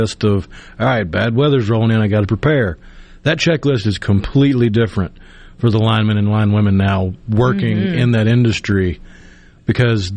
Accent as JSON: {"language": "English", "town": "Tupelo", "region": "Mississippi", "country": "United States", "tie": "born or raised there", "said": "I'm from Tupelo, and two sports teams that we had in Tupelo growing up"}